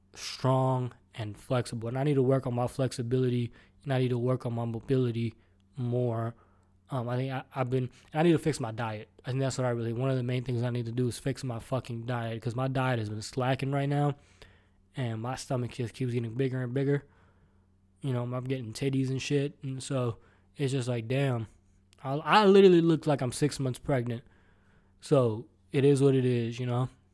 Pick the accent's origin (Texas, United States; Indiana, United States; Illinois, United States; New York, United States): Texas, United States; Houston; I'm from Houston